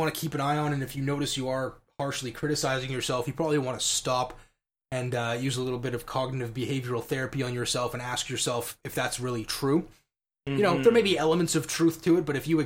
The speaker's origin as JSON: {"language": "English", "region": "Scotland", "country": "United Kingdom", "said": "as a Scotsman"}